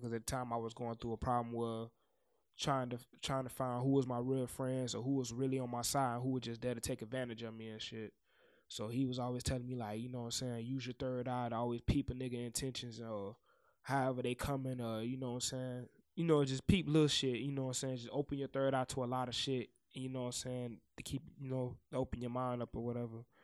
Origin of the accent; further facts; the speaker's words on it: the South, United States; I'm from the South. So, of course, I'm gonna make South music